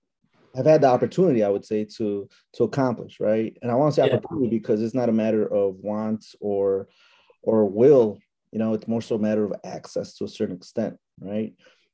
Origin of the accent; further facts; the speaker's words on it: Puebla, Mexico; he's from Puebla, I'm from Puebla